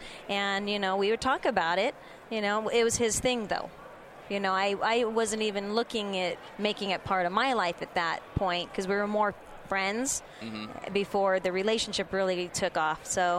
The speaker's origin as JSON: {"language": "English", "town": "Oakland", "region": "California", "country": "United States", "tie": "born or raised there", "also_born_or_lived": "Santa Cruz Mountains", "said": "So actually the Oakland Bay Area."}